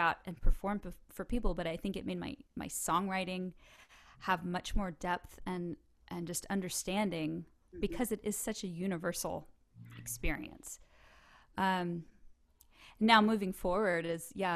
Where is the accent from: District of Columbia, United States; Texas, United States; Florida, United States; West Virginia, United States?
Texas, United States; accent: twang; have a twang when I sing in English. I can't help it because I'm Texan